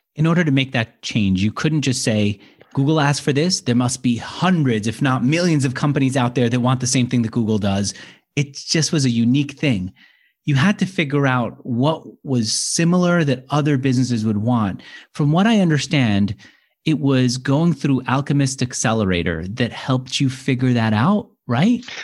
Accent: New York, United States; accent: New Yorker; I'm from New York.

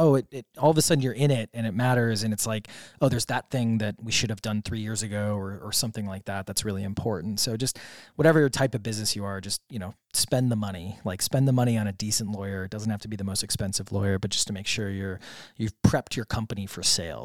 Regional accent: Wisconsin, United States; now in Puerto Rico; I grew up in Wisconsin, so I grew up with, uh, large swaths of land everywhere

